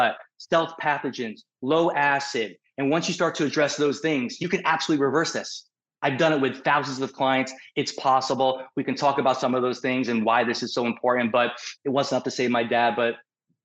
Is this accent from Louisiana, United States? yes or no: no; New York City, New York, United States; moved away as an adult; now in Newport Beach, United States; I'm a New Yorker